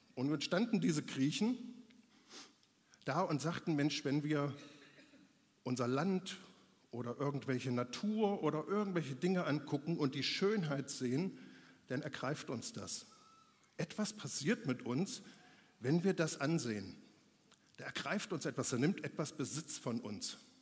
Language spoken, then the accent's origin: German; Germany; bei uns in Deutschland